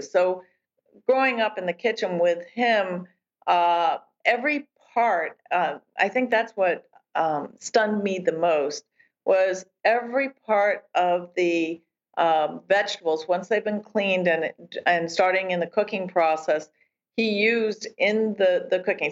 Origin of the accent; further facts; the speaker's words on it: New Jersey, United States; I grew up in New Jersey